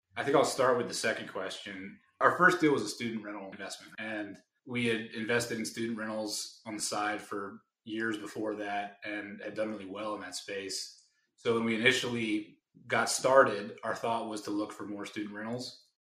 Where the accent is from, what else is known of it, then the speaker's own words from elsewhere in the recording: Raleigh, North Carolina, United States; I'm from Raleigh, and we have our networks in those states.